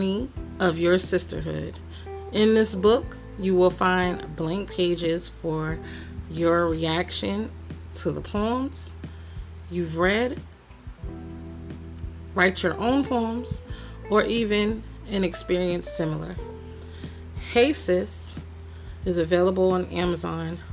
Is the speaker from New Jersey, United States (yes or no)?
no; New York City, New York, United States; Queens, New York, my hometown